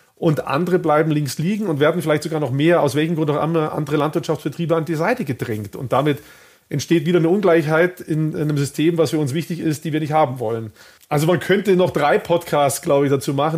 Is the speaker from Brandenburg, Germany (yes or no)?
no; Baden-Württemberg, Germany; ich bin in Baden-Württemberg aufgewachsen